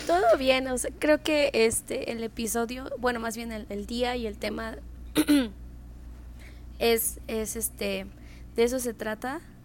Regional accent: Mexico; also born or lived in United States; como mexicanos damos por hecho

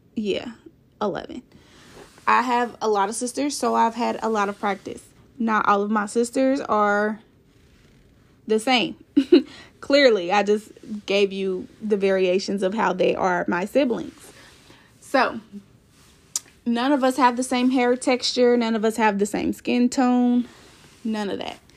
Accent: Kansas City, Missouri, United States; I'm from Kansas City, Missouri

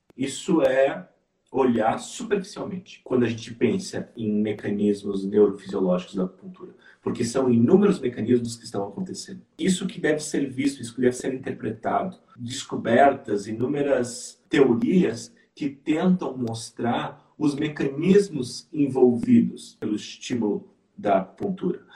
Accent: interior of Rio Grande do Sul, Brazil; eu sou do interior do Rio Grande do Sul

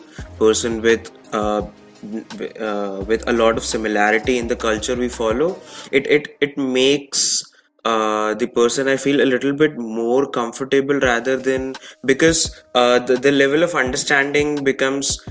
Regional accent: India; the diversity changes at a few hundred kilometers in our country

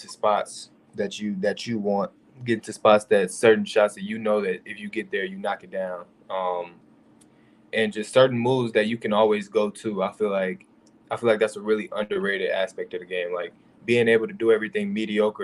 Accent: Aurora, Illinois, United States; I'm from the West Side, Aurora, grew up there

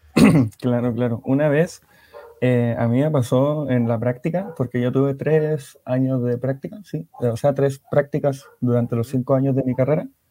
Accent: Antofagasta, Chile; also born or lived in Ovalle, Coquimbo; de Chile, de específicamente la ciudad de Antofagasta, de la segunda región

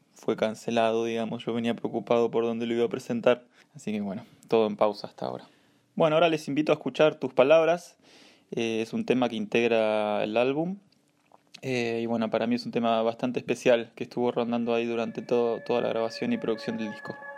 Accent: Pergamino, Buenos Aires Province, Argentina; now in Buenos Aires, Argentina; soy nacido en Pergamino, estoy viviendo actualmente en Capital, provincia de Buenos Aires.

